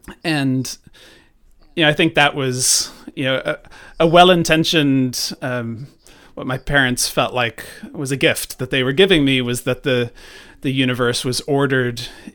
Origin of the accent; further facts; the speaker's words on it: Ireland; born there; I was born in Ireland, and when they were, you know, here, spreading sort of evangelicalism to, you know, Catholics here in Ireland